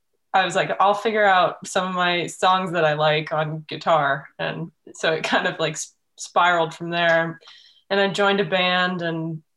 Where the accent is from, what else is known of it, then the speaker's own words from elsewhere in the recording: Kent, Washington, United States; moved away as an adult; now in Los Angeles, United States; I was born in Kent, Washington, which is like 20 minutes south of Seattle. Okay. Yeah, and I just grew up there and moved down here when I was about 18.